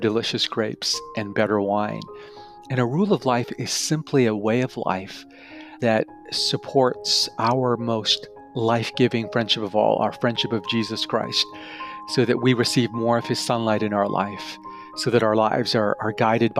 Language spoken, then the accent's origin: English; Canada; also born or lived in Tokyo, Japan; I'm originally from Tokyo, Japan, but was raised primarily in Canada.